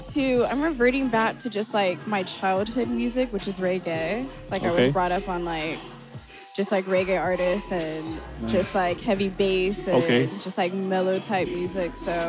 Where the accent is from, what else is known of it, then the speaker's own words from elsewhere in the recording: Riverside, California, United States; Like, I'm from Riverside.